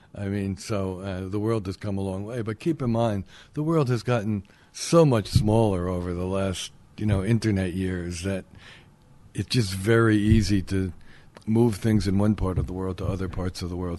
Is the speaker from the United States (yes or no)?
yes; New Jersey, United States; accent: Brooklyn, New York; also born or lived in Queens, New York; I was born in Queens, but of course I have the Brooklyn accent, the New York accent. I grew up in New Jersey.